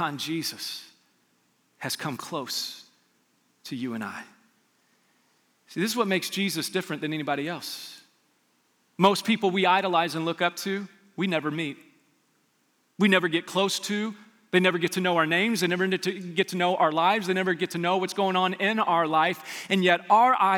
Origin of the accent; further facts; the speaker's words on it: Las Vegas, Nevada, United States; I grew up in Las Vegas